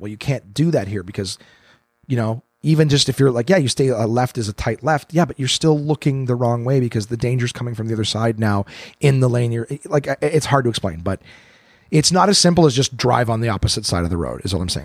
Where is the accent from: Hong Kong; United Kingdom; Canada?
Canada; Canadian, Canadian, not American